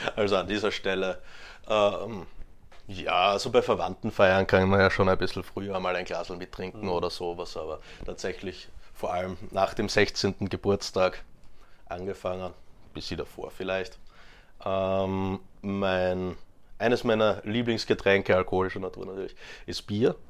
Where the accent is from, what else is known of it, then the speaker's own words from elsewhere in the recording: Graz, Styria, Austria; now in Vienna, Austria; in Graz geboren und aufgewachsen